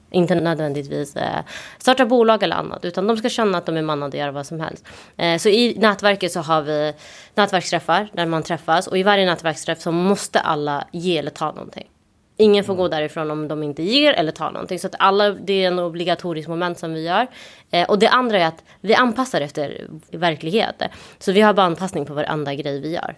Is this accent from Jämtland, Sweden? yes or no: no; Malmö, Skåne, Sweden; moved away as an adult; now in Stockholm, Sweden; jag kommer från Malmö där vi har Möllevången mitt i stan.